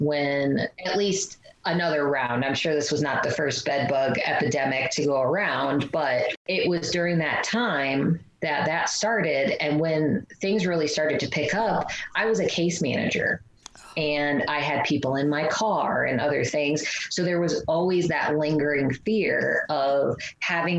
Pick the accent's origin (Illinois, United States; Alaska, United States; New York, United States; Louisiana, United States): Illinois, United States; growing up in Illinois